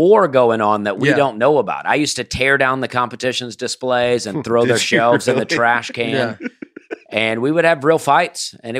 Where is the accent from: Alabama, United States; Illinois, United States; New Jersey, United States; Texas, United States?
Alabama, United States; moved away as an adult; also born or lived in South Carolina; I was born in Alabama.